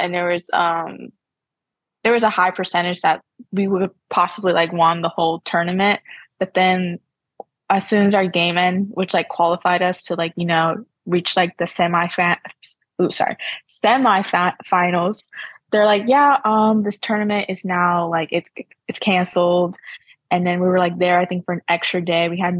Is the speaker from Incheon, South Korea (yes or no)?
no; Daegu, North Gyeongsang, South Korea; I'm like, girl, just because we're from the city, Daegu, does not mean we have COVID.